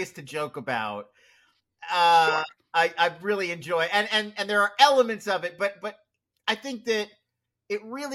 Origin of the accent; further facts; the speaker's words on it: Philadelphia, Pennsylvania, United States; I grew up in Philly and D, so, in the 80s